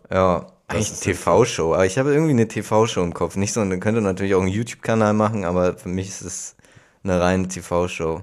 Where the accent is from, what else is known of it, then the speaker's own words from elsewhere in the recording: Hamburg, Germany; ich komme aus Hamburg